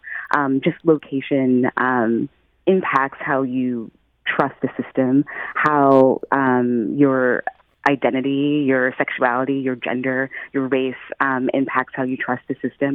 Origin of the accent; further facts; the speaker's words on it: St. Louis, Missouri, United States; now in Philadelphia, United States; I'm originally from St. Louis. I grew up there.